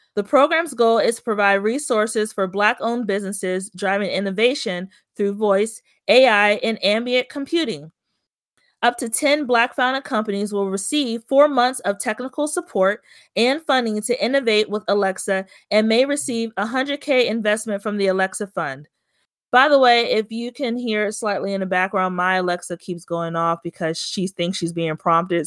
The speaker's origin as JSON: {"language": "English", "area": "Prince George's County", "region": "Maryland", "country": "United States", "said": "proud I am to be from Prince George's County"}